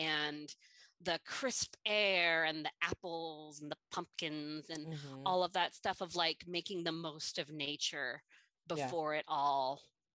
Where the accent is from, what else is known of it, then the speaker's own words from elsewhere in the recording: California, United States; now in Midwest, United States; as a Californian